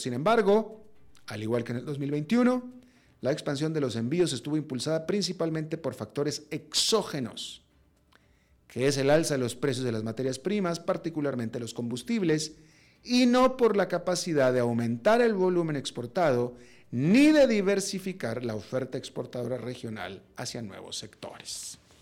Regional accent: Mexico; yo soy mexicano, con pasaporte mexicano, pero también con pasaporte estadounidense

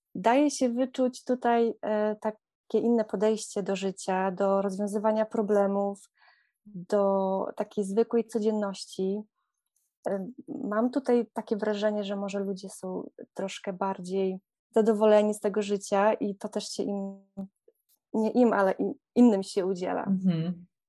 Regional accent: Podlaskie Voivodeship, Poland; moved away as an adult; now in Netherlands; pochodzę z pięknego regionu Polski i Podlasie jest dla mnie bardzo magiczne

